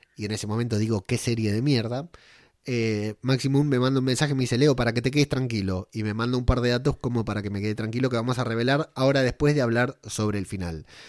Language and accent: Spanish; Argentina; moved away as an adult; now in Spain